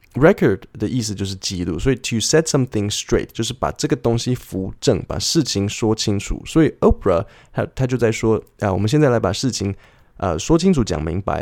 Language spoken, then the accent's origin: Chinese; Taipei, Taiwan; 我小时候好讨厌台北，就冬天的时候就是下雨，然后脚都会是湿的，然后夏天的那个午后雷阵雨就是又湿又黏